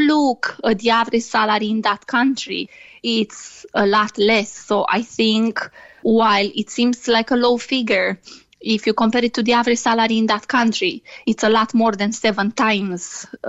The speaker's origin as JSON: {"language": "English", "country": "Romania", "second_language": "English", "moved": "yes", "lives_now": "Ireland", "said": "I'm from Romania, yes."}